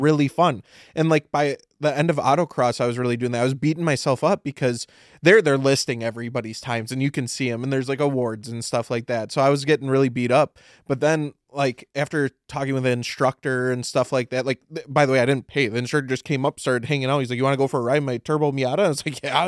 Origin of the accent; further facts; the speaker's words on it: Midwest, United States; we're all from the Midwest